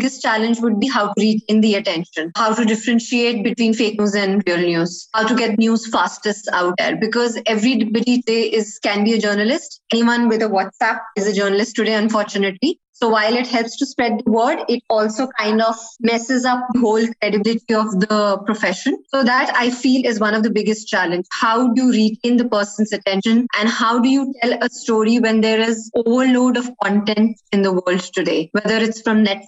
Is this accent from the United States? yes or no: no; New Delhi, Delhi, India; now in UAE; I come from New Delhi, India.